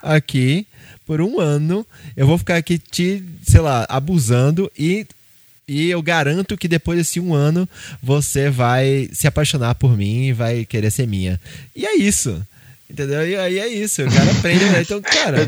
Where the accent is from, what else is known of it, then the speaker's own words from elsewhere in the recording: Recife, Pernambuco, Brazil; moved away; lá em Recife, lá na minha, na minha terra